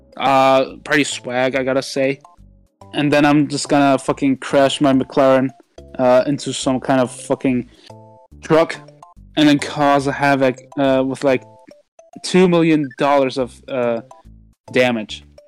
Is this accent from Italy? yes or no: no; Germany; English is a second language; I'm actually Turkish, but I was born in Germany